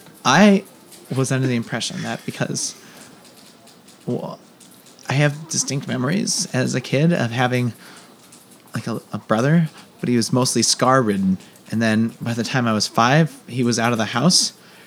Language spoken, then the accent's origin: English; Cleveland, Ohio, United States; I've been working out this mystery in my head that we're both from Cleveland and our mom has the same name.